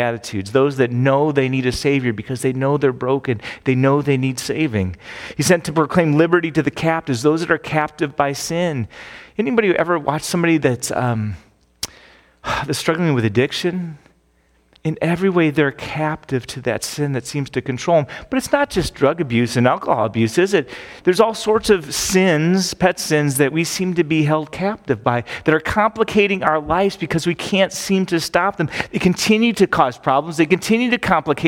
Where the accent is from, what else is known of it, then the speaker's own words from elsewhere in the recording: Phoenix, Arizona, United States; moved away; I grew up in Phoenix